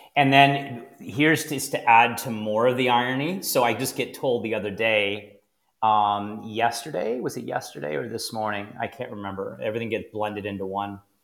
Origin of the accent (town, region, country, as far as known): Niagara, Ontario, Canada; born or raised there